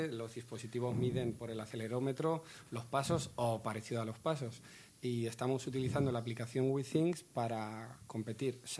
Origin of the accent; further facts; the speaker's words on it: Valladolid, Castile and León, Spain; es mi tierra de Valladolid.